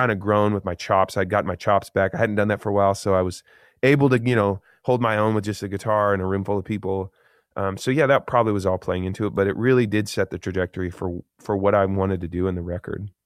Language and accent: English; Eugene, Oregon, United States; Growing up in Eugene, Oregon, that was like a cool thing to be creative.